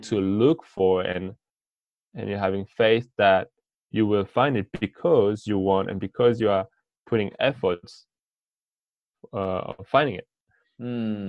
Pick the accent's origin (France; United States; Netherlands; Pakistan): France; English is a second language; I'm from France. I'm 25